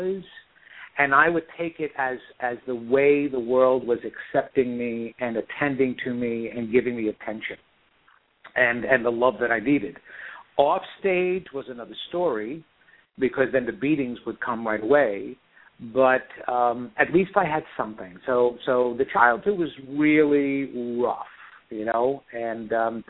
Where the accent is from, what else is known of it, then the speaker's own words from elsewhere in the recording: Long Island, New York, United States; I grew up in New York, Long Island, New York, and you would detect that really quick with my accent